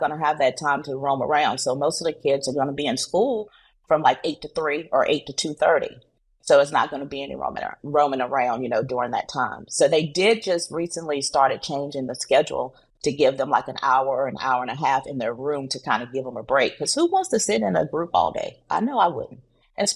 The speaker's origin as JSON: {"language": "English", "region": "North Carolina", "country": "United States", "moved": "yes", "said": "I'm originally from North Carolina"}